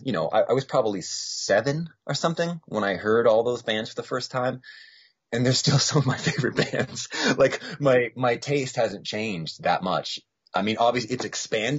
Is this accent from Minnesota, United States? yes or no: no; near Providence, Rhode Island, Massachusetts, United States; also born or lived in Boston, Massachusetts; I grew up two towns in to Massachusetts from Rhode Island. So I grew up much closer to Providence, Rhode Island than Boston.